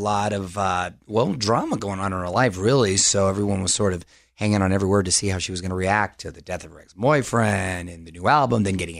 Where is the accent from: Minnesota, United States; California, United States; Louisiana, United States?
California, United States; Chula Vista; born or raised there